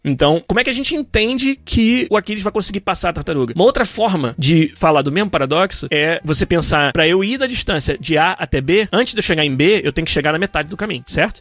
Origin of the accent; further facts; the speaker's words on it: Brazil; eu sou brasileiro